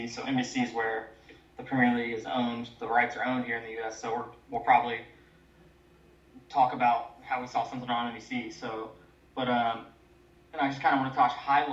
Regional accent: Indiana, United States; we're from Indiana

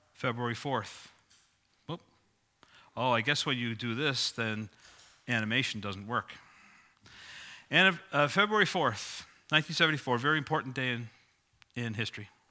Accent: Sydney, New South Wales, Australia; moved away; I grew up in Sydney, as you probably know. If not, you know it from my accent.

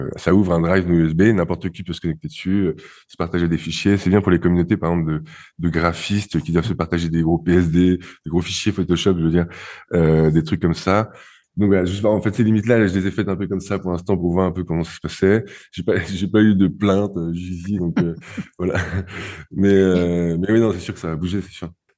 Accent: France; je suis français

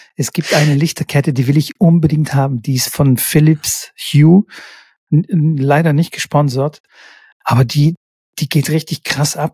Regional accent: Stuttgart, Baden-Württemberg, Germany; hier in Stuttgart

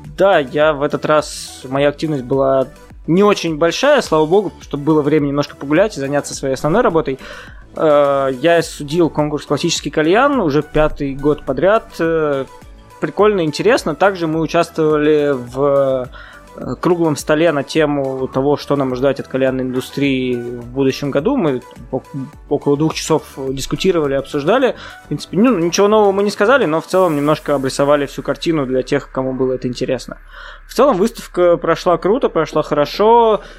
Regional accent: Kazan, Tatarstan, Russia; я сам родом с Казани

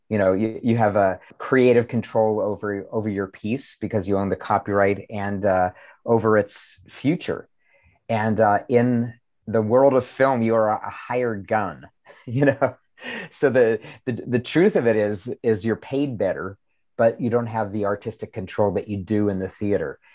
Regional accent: Pittsburgh, Pennsylvania, United States; my hometown of Pittsburgh.

